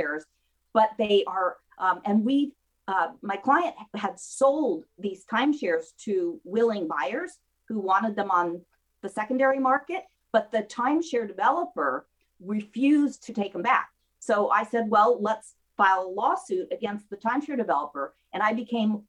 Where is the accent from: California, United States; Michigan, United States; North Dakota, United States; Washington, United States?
California, United States; Mendocino County; also born or lived in Santa Cruz, California; now in Camarillo, United States; I grew up in Mendocino County